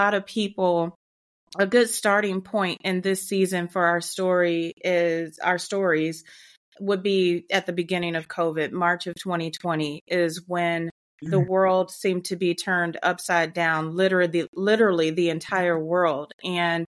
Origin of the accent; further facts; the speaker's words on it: Midwest, United States; moved away as an adult; now in Atlanta, United States; born and raised in the Midwest and currently living just outside of the Atlanta, Georgia area